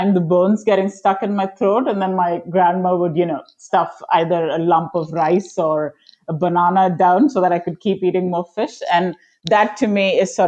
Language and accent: English; Chennai, Tamil Nadu, India; also born or lived in Kerala, India; I was born in Kerala in India, and I lived in Chennai. That was my home.